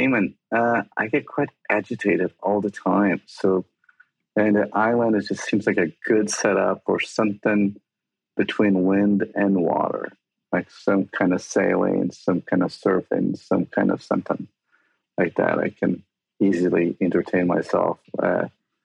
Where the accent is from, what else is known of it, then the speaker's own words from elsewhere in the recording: Brazil; moved away; growing up in Brazil